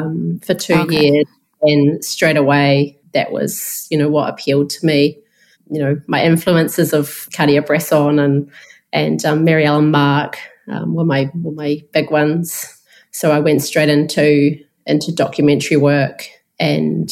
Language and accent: English; Christchurch, Canterbury, New Zealand; I'm from Christchurch in New Zealand, so that's a city of around 400,000 people in the South Island.